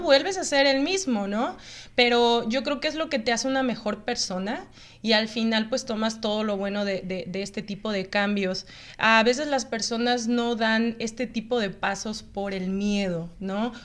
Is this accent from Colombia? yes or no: no; Mexico; moved away as an adult; now in Canada; somos de México, venimos llegando, tenemos una semana aquí